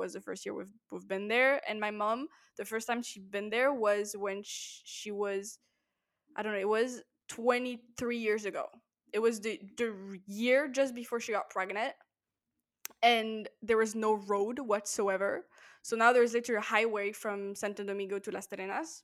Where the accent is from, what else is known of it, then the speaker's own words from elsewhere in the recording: Paris, Île-de-France, France; I'm from Paris